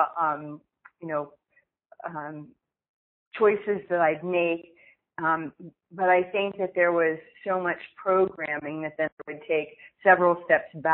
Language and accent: English; Pennsylvania, United States; moved away as an adult; also born or lived in Newark, New Jersey; growing up in Pennsylvania